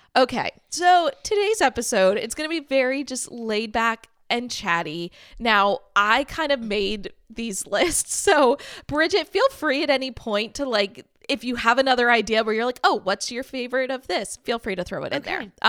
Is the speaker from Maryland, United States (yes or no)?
yes; Maryland, United States; moved away as an adult; now in Austin, United States; I currently live in Austin, Texas, but I was born and raised in Maryland